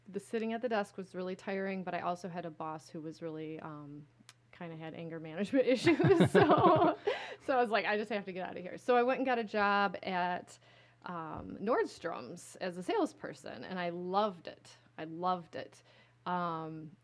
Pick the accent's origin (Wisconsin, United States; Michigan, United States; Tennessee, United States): Michigan, United States; Caro; also born or lived in Decatur, Illinois / East Lansing, Michigan; now in Lansing, United States; we moved to the Thumb area in a place called Caro, Michigan. Okay. It's a small town in the Thumb. Grow sugar beets. We have a sugar beet factory there.